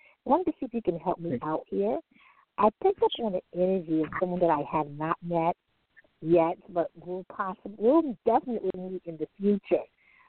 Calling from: Long Island, New York, United States; I'm calling from Long Island.

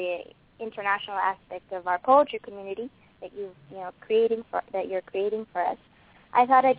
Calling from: Los Angeles, California, United States; Hi, I'm calling from Los Angeles

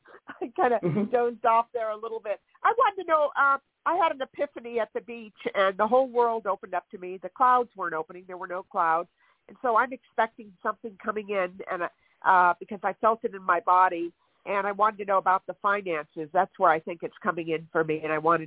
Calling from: California, United States

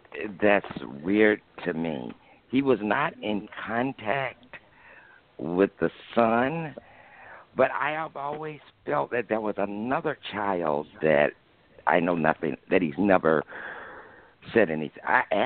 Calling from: Alabama, United States

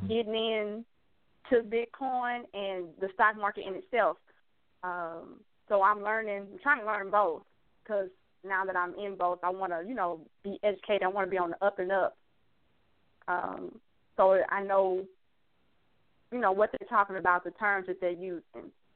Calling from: Houston, Texas, United States; I'm calling from Houston.

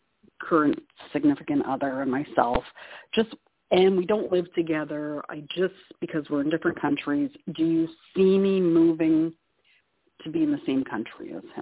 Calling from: Canada; Oh, hi, Toni. … calling from Canada.

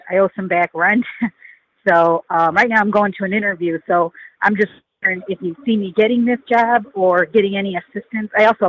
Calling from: Chicago, Illinois, United States; I'm calling from Chicago.

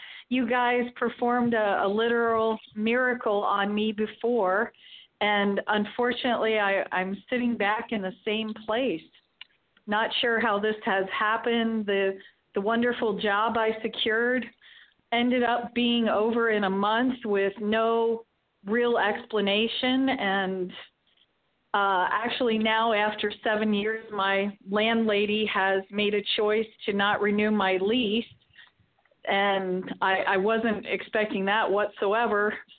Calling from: St. Petersburg, Florida, United States; I'm from St. Petersburg, Florida.

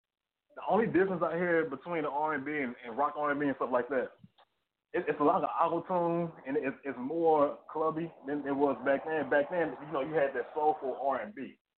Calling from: McKinney, Texas, United States; I'm calling from Dallas, Texas, man. Dallas, Fort Worth, Texas. Let me say it like this. In McKinney.

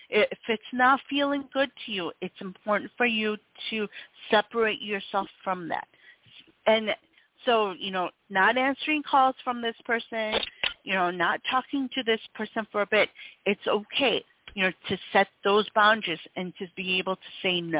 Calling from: North Carolina, United States; I'm actually calling from uh, North Carolina.

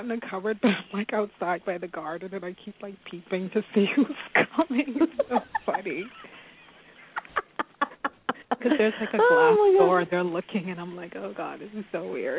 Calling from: California, United States; I'm California.

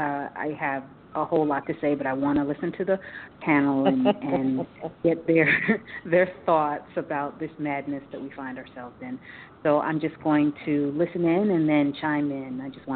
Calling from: Milford, Delaware, United States; I'm calling from Milford, Delaware.

